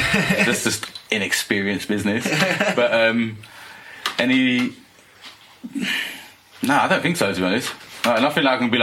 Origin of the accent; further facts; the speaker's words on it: London, United Kingdom; growing up in London